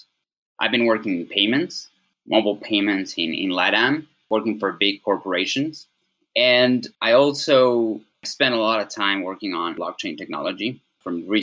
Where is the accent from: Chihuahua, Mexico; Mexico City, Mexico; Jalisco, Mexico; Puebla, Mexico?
Puebla, Mexico; also born or lived in Cholula; not far from Puebla, my hometown